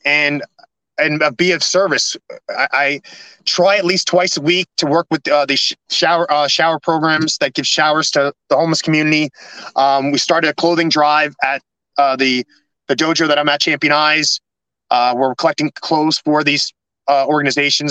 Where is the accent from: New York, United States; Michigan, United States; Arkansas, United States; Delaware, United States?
New York, United States; New York City; moved away; also born or lived in California / New Jersey; I got to go to my hometown